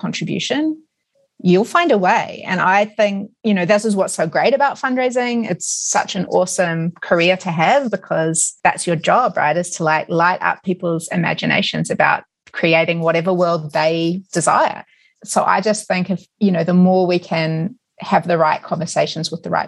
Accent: New Zealand; moved away; I grew up in New Zealand

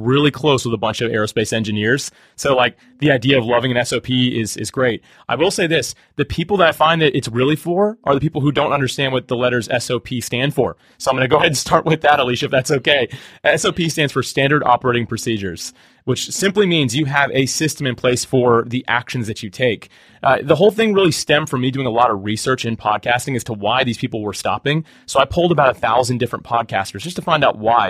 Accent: Jacksonville, Florida, United States; I grew up in Jacksonville, Florida, still live here

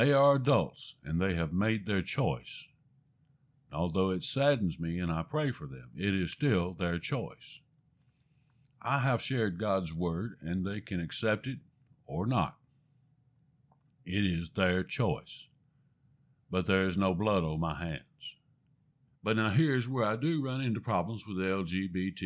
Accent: the American South, United States; I'm a Southerner, and I have difficult enough time speaking the English language

